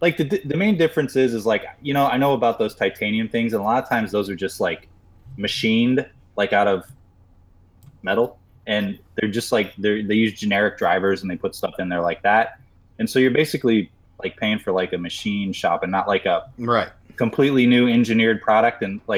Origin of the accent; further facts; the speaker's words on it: Missouri, United States; My childhood. I grew up in Missouri.